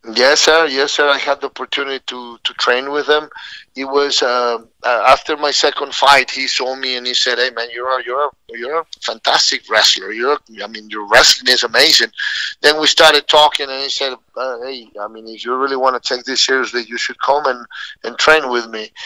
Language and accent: English; Mexico City, Mexico; moved away as an adult; also born or lived in San Luis Potosí, Mexico / Laguna Niguel, California; now in United States; I was born in San Luis Potosí, Mexico, but we, my family, moved to Mexico City when I was seven years old